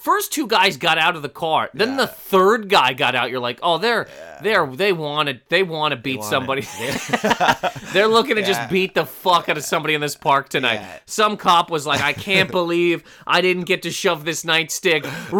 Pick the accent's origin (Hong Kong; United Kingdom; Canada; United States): Canada; I thought I was getting kicked out of the country because I'm Canadian.